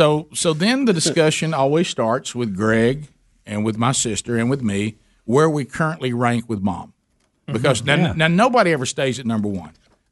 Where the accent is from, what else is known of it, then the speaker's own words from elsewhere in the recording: Birmingham, Alabama, United States; even though I grew up in Birmingham, I've heard a lot of people talking about that famous restaurant, Bright Star, but I've never eaten there.